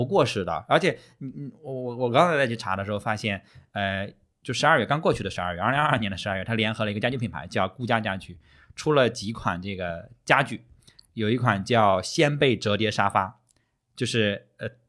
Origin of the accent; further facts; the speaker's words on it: northern China, China; 我我是北方人嘛，然后本身我说实话，我们小的时候就到现在也不会说过年的时候会买旺旺，不太会，